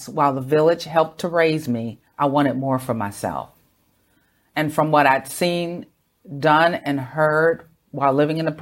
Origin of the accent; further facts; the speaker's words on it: United States; moved away; Growing up in America